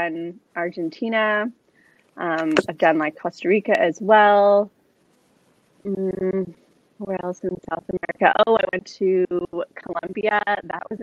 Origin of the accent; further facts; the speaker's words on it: Toronto, Ontario, Canada; also born or lived in Sydney; I born and raised in Toronto